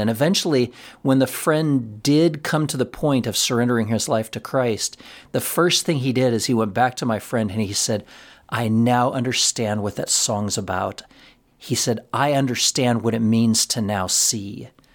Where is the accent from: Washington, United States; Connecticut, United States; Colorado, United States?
Colorado, United States; Florence; our lives as a family, growing up in Florence, Colorado